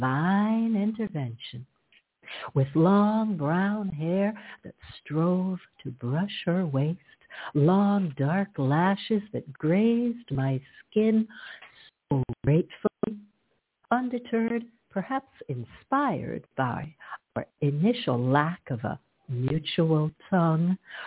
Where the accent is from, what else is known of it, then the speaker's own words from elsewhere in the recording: Toronto, Ontario, Canada; also born or lived in Hartford, Connecticut, United States; I was born in Hartford, Connecticut, the insurance city, and I was raised in Canada, in Toronto.